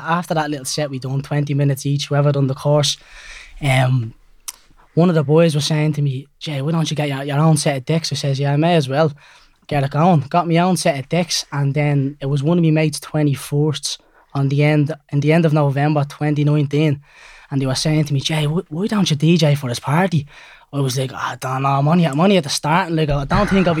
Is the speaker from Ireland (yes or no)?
yes; Dublin, Leinster, Ireland; I'm 19 years of age from Cabra West in Dublin